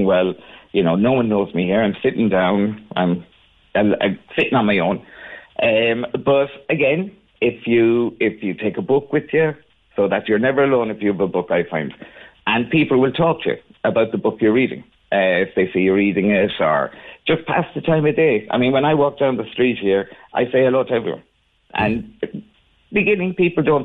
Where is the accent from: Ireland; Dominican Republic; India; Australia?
Ireland; Cork, Munster; also born or lived in Torremolinas, Spain; now in Bilbao, Spain; I'm originally from Cork, but I'm gone from Cork now 37 years